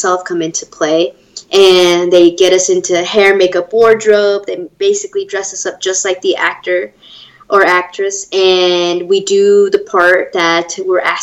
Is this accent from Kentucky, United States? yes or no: no; Los Angeles, California, United States; I grew up in Los Angeles, and I was born and raised, actually, in L.A. County